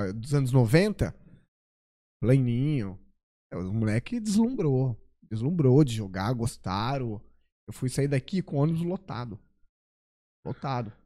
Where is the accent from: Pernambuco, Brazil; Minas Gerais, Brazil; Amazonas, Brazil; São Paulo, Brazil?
São Paulo, Brazil; Mococa; Eu sou é? natural de Mococa é, Mo... mais do interior, divisa com Minas